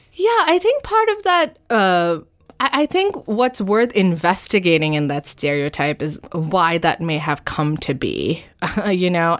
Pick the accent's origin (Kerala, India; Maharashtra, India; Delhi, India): Delhi, India; New Delhi; also born or lived in Northern Virginia, United States; now in New York, United States; I grew up, I was born and I grew up in New Delhi